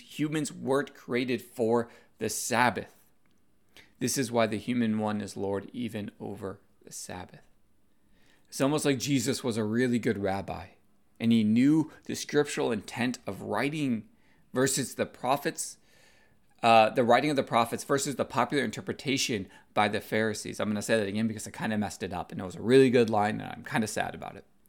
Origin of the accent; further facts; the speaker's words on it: United States; being Asian American